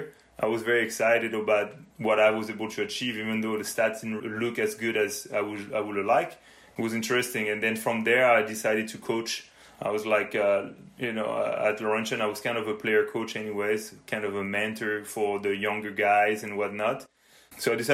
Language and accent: English; Normandy, France; moved away as an adult; now in Canada; I was born and raised in France, in Normandy more specifically